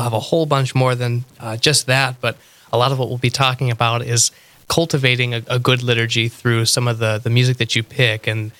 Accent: Montana, United States; But I kind of call Montana home. That's where we settled for a while after my dad had retired. And that's where I went to high school and whatnot before coming out here.

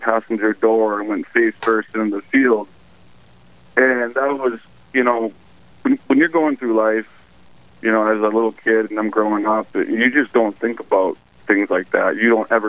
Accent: Park River, North Dakota, United States; my hometown of Park River, which is in North Dakota

